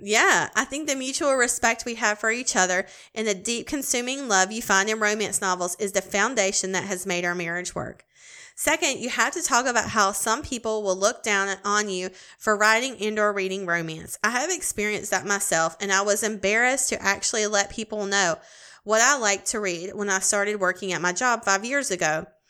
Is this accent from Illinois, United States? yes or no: no; Greenville, South Carolina, United States; Greenville, South Carolina. Dude, that's my hometown